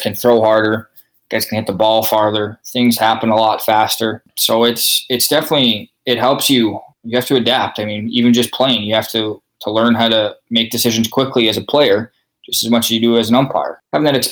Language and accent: English; Regina, Saskatchewan, Canada; also born or lived in Yorkton, Saskatchewan; I grew up umpiring in Regina, Saskatchewan. That's where I was raised. I lived there almost all my life.